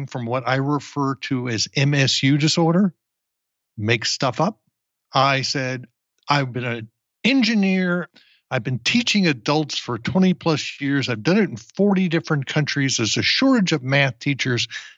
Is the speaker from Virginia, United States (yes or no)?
no; New Jersey, United States; now in Austin, United States; I grew up in New Jersey